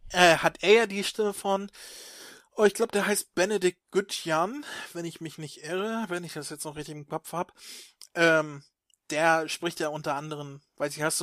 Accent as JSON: {"language": "German", "town": "Stockelsdorf", "region": "Schleswig-Holstein", "country": "Germany", "tie": "born or raised there", "said": "Ja, ich bin in Stockelsdorf aufgewachsen."}